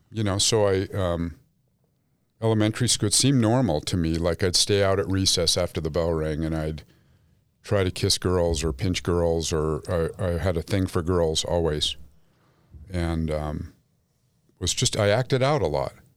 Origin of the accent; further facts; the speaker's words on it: Salt Lake City, Utah, United States; Grew up Jewish in Salt Lake City